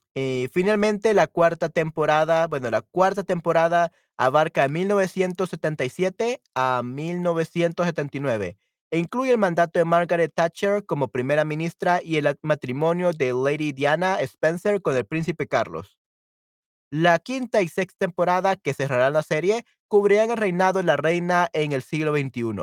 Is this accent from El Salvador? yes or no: yes; El Salvador; soy este salvadoreño de El Salvador, latinoamericano